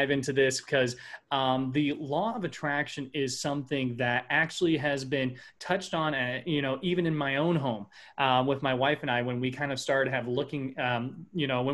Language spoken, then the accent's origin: English; Midwest, United States; born and raised in the Midwest